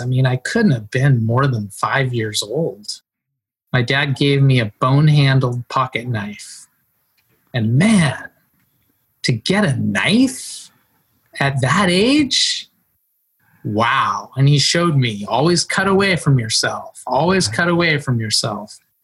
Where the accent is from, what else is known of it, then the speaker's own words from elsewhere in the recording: Mendocino, California, United States; I grew up in Mendocino um, in a little place, Middle Ridge, up Albion Ridge in Mendocino County, uh, coastal, rural